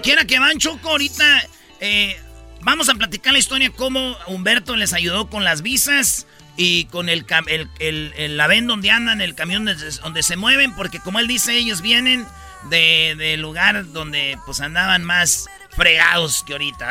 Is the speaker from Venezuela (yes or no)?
no; Santa Maria, California, United States; crecí, viví muchos años en Santa María, California